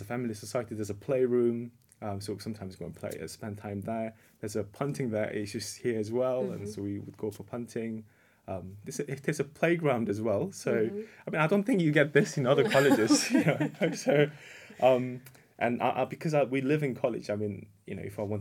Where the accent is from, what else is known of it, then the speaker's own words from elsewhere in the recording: South Korea; moved away as an adult; now in United Kingdom; Oh, so I was in South Korea originally. But I've been living in the UK for the last 18 years.